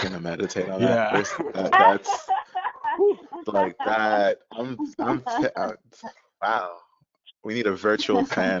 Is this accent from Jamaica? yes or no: yes; Jamaica; because we're all Jamaican.